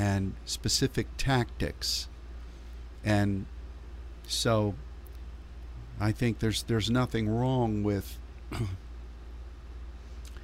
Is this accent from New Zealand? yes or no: no; Pittsburgh, Pennsylvania, United States; my hometown mm-hmm. of Pittsburgh